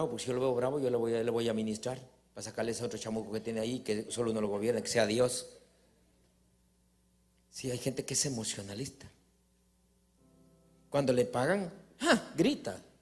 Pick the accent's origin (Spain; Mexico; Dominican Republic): Dominican Republic; Carrizal; Pues yo, vengo del Carrizal.